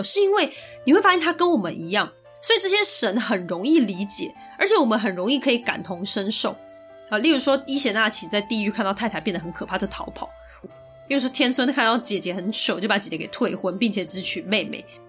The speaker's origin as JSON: {"language": "Chinese", "country": "Taiwan", "tie": "born or raised there", "said": "我们生在台湾，就是生在这个华人社会"}